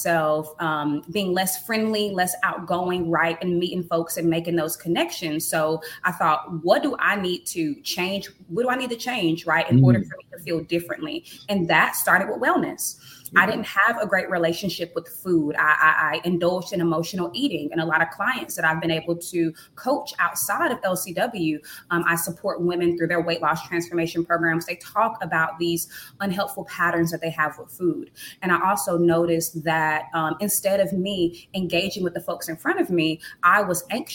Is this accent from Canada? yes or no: no; United States; also born or lived in Thailand; I came from the United States